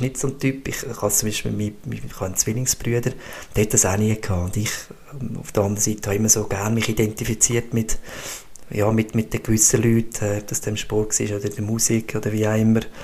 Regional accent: Switzerland; das Privileg, das ich dürfen gross werden, äh, bei uns in Einbach in einem Talkessel mit direkten See vor dem Haus, mit den Bergen

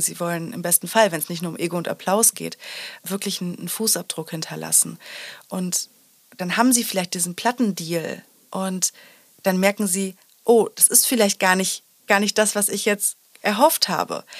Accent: Sauerland, North Rhine-Westphalia, Germany; ich bin im Sauerland groß geworden

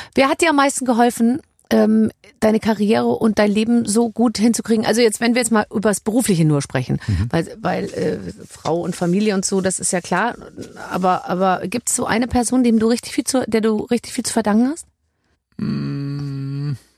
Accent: Munich, Bavaria, Germany; Ich komme aus München

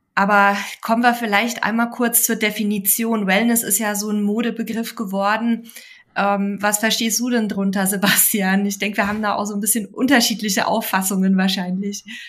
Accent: Bavaria, Germany; in meine Heimat nach Bayern

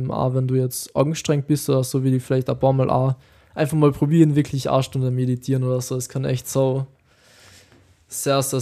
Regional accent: Austria; bei uns in Österreich?

